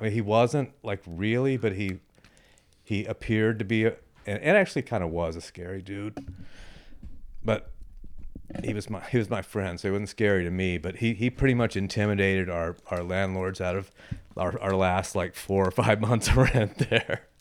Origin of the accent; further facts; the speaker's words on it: Rosenberg, Texas, United States; moved away as an adult; also born or lived in Houston, Texas / Boston, Massachusetts / Western Massachusetts; I was born in Rosenberg